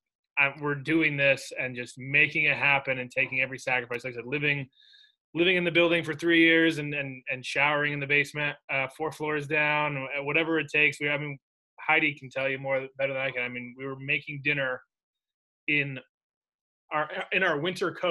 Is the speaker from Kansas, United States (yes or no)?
no; Saratoga Springs, New York, United States; we grew up in Saratoga